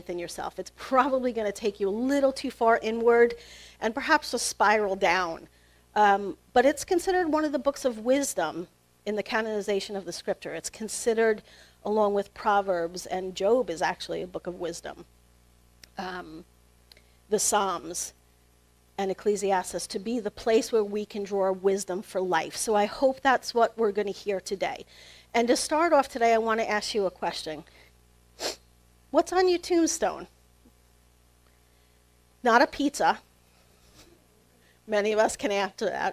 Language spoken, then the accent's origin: English; New York, United States; moved away as an adult; now in Lehigh Valley, United States; where I'm from in New York